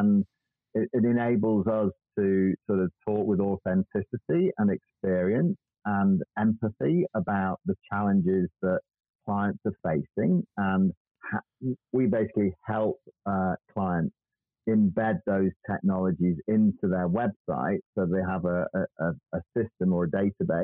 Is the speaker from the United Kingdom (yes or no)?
yes; United Kingdom; we're British